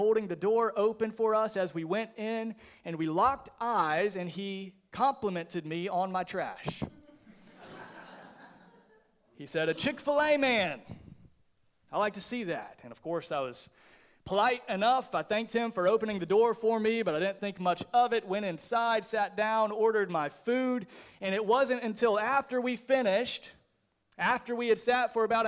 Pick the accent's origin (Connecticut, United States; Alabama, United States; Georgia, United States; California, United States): Georgia, United States; just south of Atlanta; I grew up just south of the city of Atlanta, Georgia